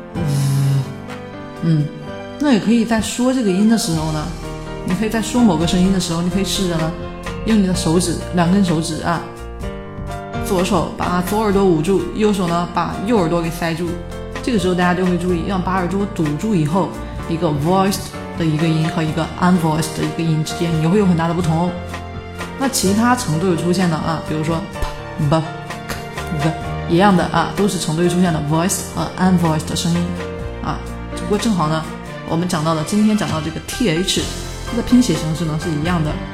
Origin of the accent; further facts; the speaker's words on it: China; 我们中国人